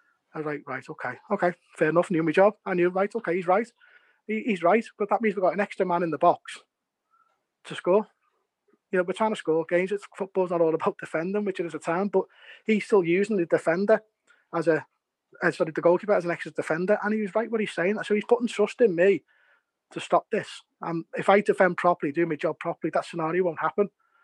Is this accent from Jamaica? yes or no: no; England, United Kingdom; I'm English